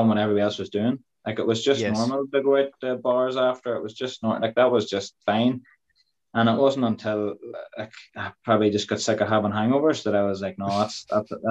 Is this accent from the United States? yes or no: no; Dungannon, Northern Ireland, United Kingdom; my hometown in Dungannon